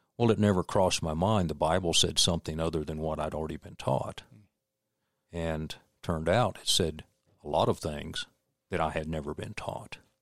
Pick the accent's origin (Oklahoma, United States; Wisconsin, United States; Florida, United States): Florida, United States; also born or lived in Dexter, Missouri / Winter Haven, Florida / Lake City, Florida; we moved to Florida when I was almost six years old